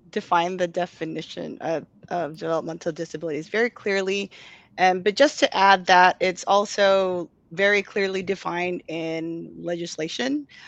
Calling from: Chula Vista, California, United States; And I am currently streaming from Chula Vista, which is down south, just a few minutes away from the Tijuana border.

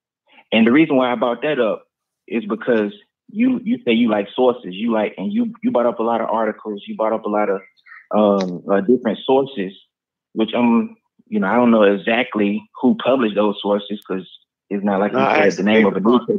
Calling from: Orlando, Florida, United States; I'm calling from Orlando, Florida.

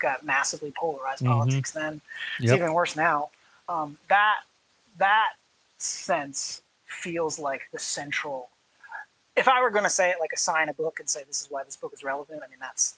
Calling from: Illinois, United States; I'm coming from Illinois, so I guess that's what I mean when I say we.

